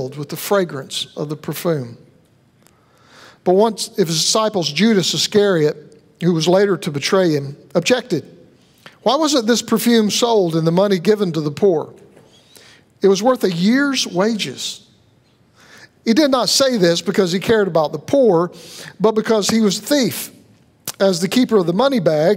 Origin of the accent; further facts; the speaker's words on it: the South, United States; I'm from the South